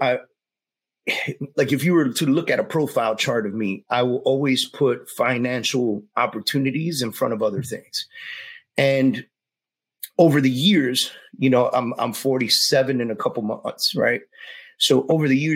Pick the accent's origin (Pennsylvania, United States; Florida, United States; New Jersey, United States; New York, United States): New York, United States; New York City; I was a Puerto Rican kid growing up in the Bronx